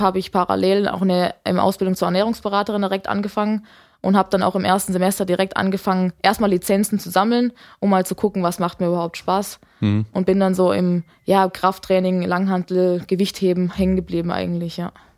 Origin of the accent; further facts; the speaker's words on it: Lake Constance, Baden-Württemberg, Germany; habe in einem kleinen Dorf aufgewachsen am Bodensee